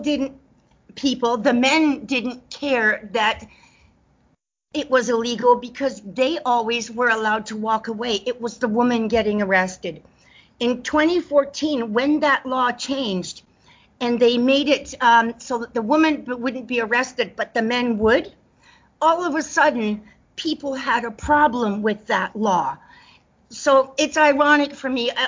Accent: South Africa; moved away as an adult; now in Canada; I was born in South Africa, but I've traveled extensively and lived in many countries

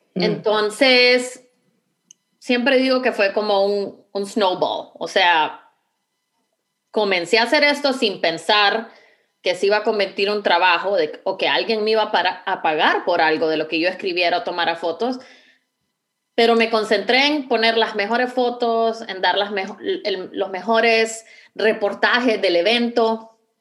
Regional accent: Honduras; moved away as an adult; now in Houston, United States; Honduras? Em, definitivamente, bueno, extraño mucho la, facilidad de poder decir, pues voy a ver a mi familia

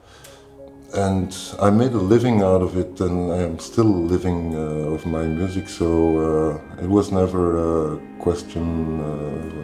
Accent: Brussels, Brussels-Capital Region, Belgium; now in Mechelen, Belgium; I'm from Belgium. I'm from Brussels. I was born in Brussels and living in Mechelen

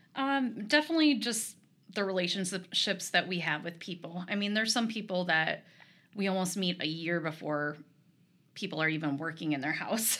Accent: Rochester, Minnesota, United States; also born or lived in Eyota, Minnesota; I was born and raised here.

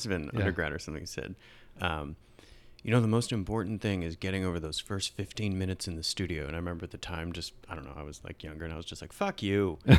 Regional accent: Michigan, United States; I grew up in Northern Michigan, and that's in the late 90s, that just wasn't a thing

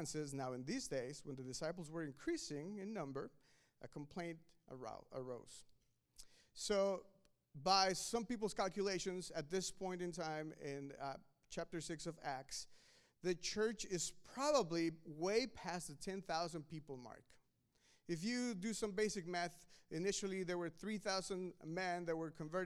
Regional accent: Mexico; now in United States; I was born in Mexico

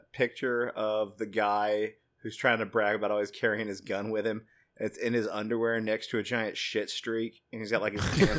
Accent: Texas, United States; Yeah, but also being from Texas, we know that Texans aren't big on rules.

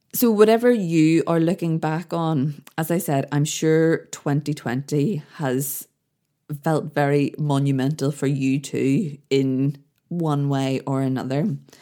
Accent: Belfast, Northern Ireland, United Kingdom; when I grew up in Belfast, the place I lived, the street I grew up in, had a real community feel

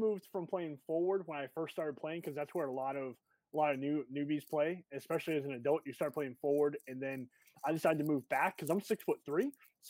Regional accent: Massachusetts, United States; moved away; I'm from Massachusetts, so I'm a Boston fan.

